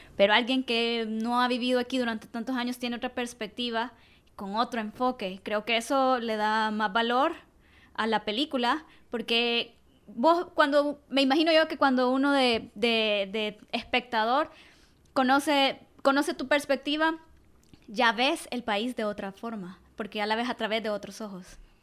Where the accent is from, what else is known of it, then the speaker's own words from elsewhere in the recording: El Salvador; como salvadoreños